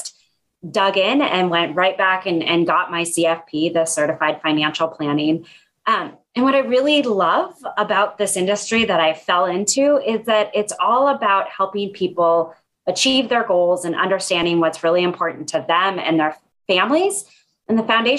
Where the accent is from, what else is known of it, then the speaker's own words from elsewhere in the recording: Red Lodge, Montana, United States; moved away as an adult; also born or lived in Bay Area, California; now in Seattle, United States; I grew up in Montana. I was born and raised in a little tourist town up in the mountains called Red Lodge